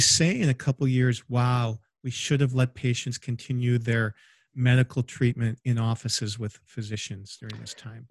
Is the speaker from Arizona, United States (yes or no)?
no; Michigan, United States; now in Indiana, United States; my home state of Michigan, where we actually have a vacation home